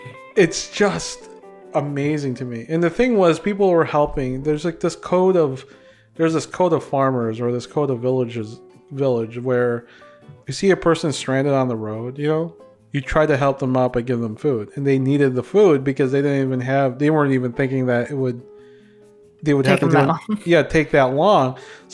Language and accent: English; Philippines; they know what the Philippines is and they find out I'm a Filipino.